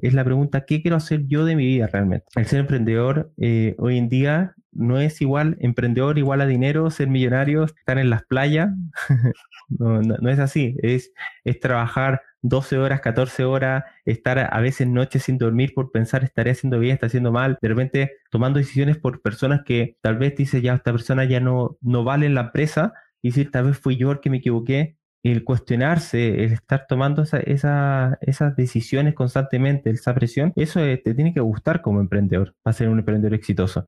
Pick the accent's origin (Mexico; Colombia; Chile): Chile; yo soy de Chile